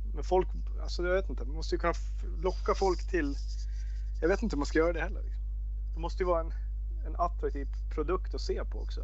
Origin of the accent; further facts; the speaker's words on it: Västerås, Västmanland, Sweden; also born or lived in Austria; när vi växte upp och spelade i VIK